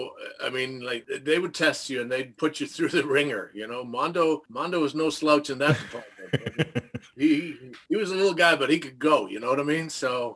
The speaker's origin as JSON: {"language": "English", "country": "Canada", "tie": "born or raised there", "said": "I grew up in Canada"}